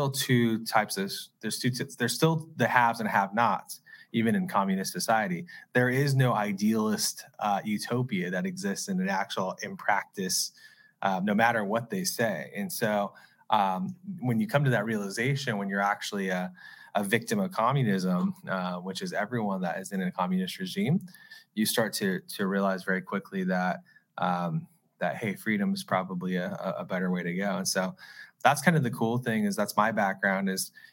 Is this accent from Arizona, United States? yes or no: yes; Arizona, United States; I'm a seventh generation Arizonan